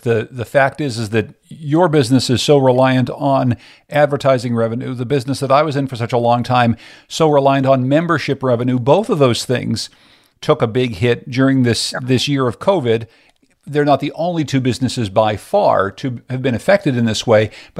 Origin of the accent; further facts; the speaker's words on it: Pittsburgh, Pennsylvania, United States; also born or lived in Boston; I was living in Boston, working at a radio job up there. And I'm originally from Pittsburgh.